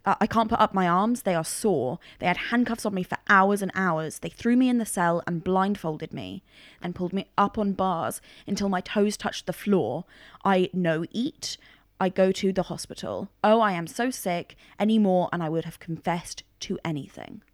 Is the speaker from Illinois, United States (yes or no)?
yes; Cook County, Illinois, United States; moved away; I was born in Cook County